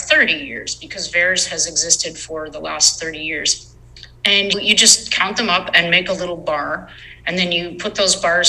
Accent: Canada; I'm from Canada

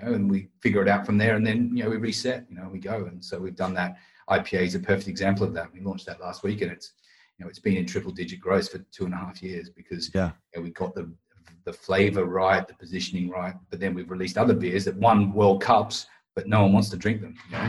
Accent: Australia; being right. Australian. And not even being Australian, I never barbecued back home

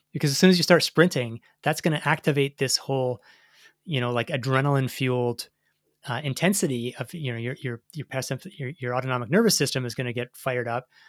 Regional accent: Canada; as a Canadian track fan.

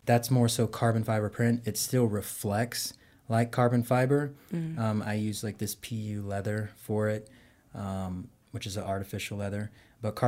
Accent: Texas, United States; moved away as an adult; also born or lived in Kentucky / Tennessee / Baltimore; now in Georgia, United States; originally I'm from Texas

